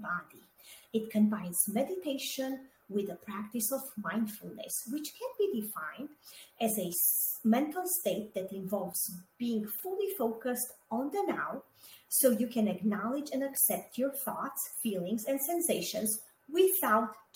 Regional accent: Romania; moved away; I was born and raised in Romania, and I grew up during communism there.

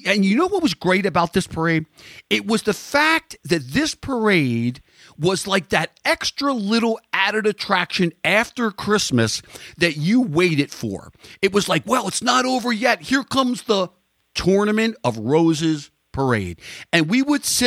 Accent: Baltimore, Maryland, United States; I was born in Baltimore, Maryland

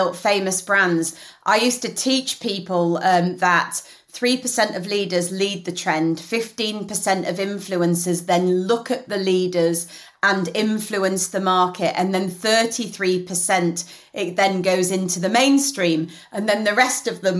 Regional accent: Leeds, Yorkshire and the Humber, United Kingdom; moved away as an adult; now in London, United Kingdom; I am a northerner through and through. You know, I'm from Leeds. And even though, yes, I live in London, my family still lives in Leeds.

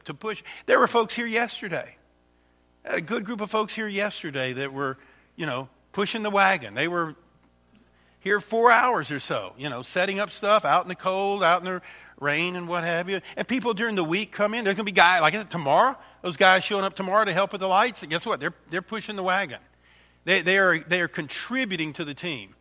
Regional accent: Alcona County, Michigan, United States; We're from Alcona County

